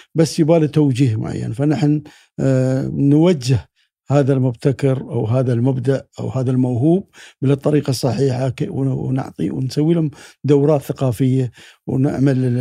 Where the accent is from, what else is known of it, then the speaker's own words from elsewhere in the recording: United Arab Emirates; ابن الامارات